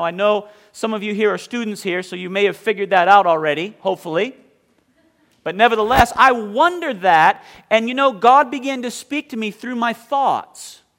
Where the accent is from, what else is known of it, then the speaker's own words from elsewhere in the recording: Bath, Maine, United States; "You're from New England, aren't you?" So I guess, I don't know what happened there with the accent. But I grew up in Bath, Maine.